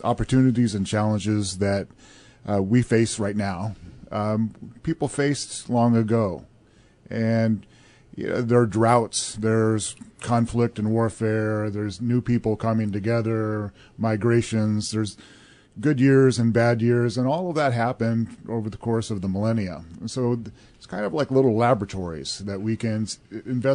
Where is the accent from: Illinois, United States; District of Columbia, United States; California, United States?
Illinois, United States; Southern; I grew up in Southern Illinois